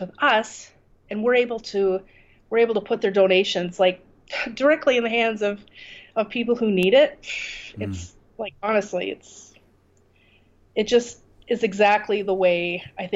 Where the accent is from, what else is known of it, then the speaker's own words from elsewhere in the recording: Canada; moved away as an adult; now in Kurdistan, Iraq; I I'm from Canada. I left my life in Canada and moved here